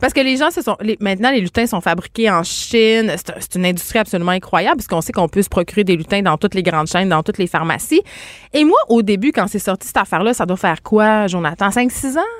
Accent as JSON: {"language": "French", "town": "Saguenay", "region": "Quebec", "country": "Canada", "said": "je viens euh, du Saguenay."}